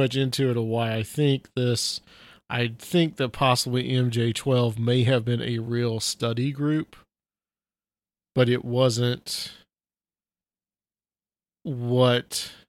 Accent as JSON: {"language": "English", "town": "Chattanooga", "region": "Tennessee", "country": "United States", "also_born_or_lived": "Atlanta / Nashville", "moved": "as an adult", "said": "I've lived in Nashville now for 15 years. I lived in Atlanta 3 years before that. I'm from Chattanooga."}